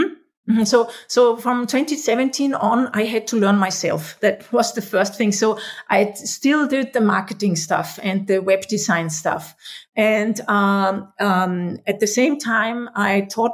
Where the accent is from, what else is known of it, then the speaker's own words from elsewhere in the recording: Austria; I was born in Austria 53 years ago already